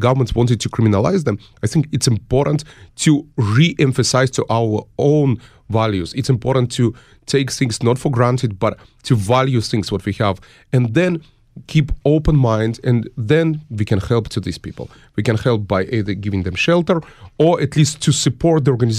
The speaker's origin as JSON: {"language": "English", "country": "United States", "said": "that at some point our founding fathers of the United States, I'm an American citizen, stood for and gave their lives."}